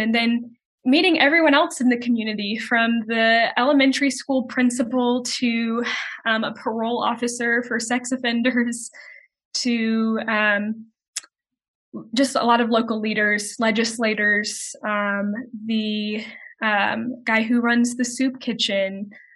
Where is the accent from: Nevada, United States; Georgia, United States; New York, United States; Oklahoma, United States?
Georgia, United States; Macon; moved away as an adult; now in Birmingham, United States; I am originally from Macon, Georgia, which is about an hour and a half south of Atlanta.